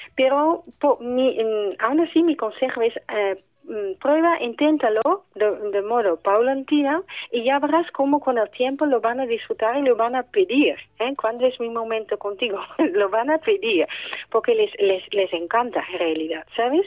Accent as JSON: {"language": "Spanish", "country": "Netherlands", "moved": "yes", "lives_now": "Spain", "said": "yo como soy holandesa también en Holanda llevo la misma lucha"}